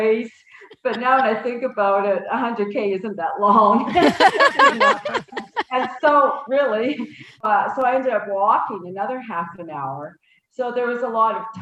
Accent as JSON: {"language": "English", "region": "Saskatchewan", "country": "Canada", "tie": "born or raised there", "moved": "yes", "lives_now": "Calgary, Canada", "said": "I grew up in Saskatchewan"}